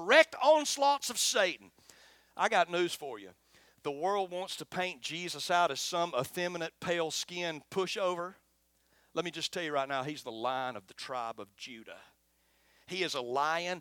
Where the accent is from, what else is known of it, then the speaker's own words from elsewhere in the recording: Florence, Alabama, United States; accent: twangy; I'm from Florence, Alabama, just as twangy as Arab.